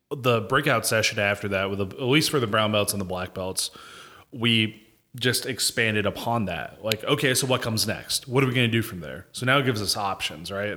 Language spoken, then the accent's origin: English; Fuquay-Varina, North Carolina, United States; moved away as an adult; also born or lived in Apex, North Carolina / Germany; now in Fayetteville, United States; I'm originally born in Apex, but I call Fuquay my home 'cause that's where I'm, you know, grew up the most